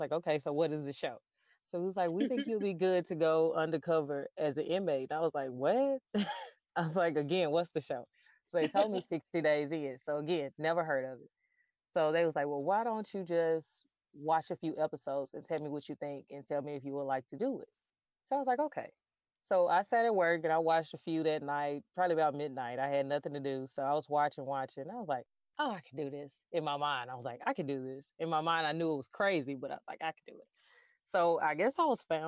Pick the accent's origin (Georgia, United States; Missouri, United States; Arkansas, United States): Arkansas, United States; Little Rock; I am from Little Rock, Arkansas, and I am a firefighter here